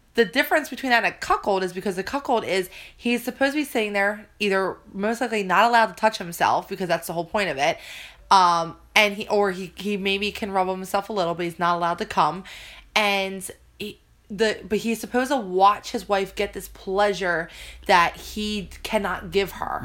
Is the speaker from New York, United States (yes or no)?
no; New Jersey, United States; accent: Jersey; it's my Jersey accent.